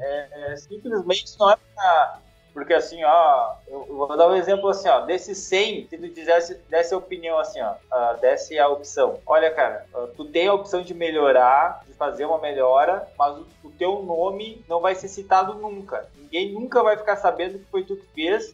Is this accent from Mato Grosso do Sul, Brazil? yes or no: no; Rio Grande do Sul, Brazil; a gente é gaúcho